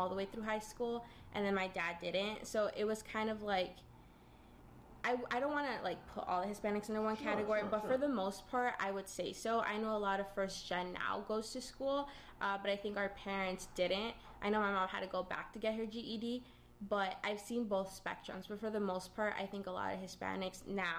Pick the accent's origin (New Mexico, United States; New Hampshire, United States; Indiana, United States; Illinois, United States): Illinois, United States; Aurora; also born or lived in Chicago, Illinois; I have lived in the city of Aurora for, I think, 22 years. So I was born in Chicago, and then I came here